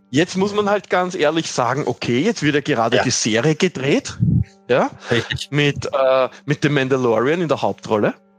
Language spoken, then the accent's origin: German; Austria; bei uns in Österreich